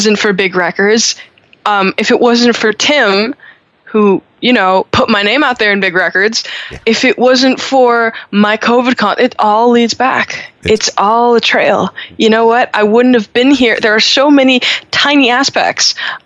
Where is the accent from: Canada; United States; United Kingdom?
Canada; Montreal, Quebec; in Montreal, we don't say that because, we're Francophone.